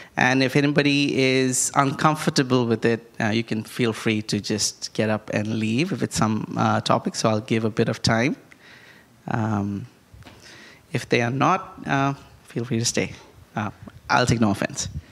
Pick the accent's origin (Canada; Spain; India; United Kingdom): India; I grew up in India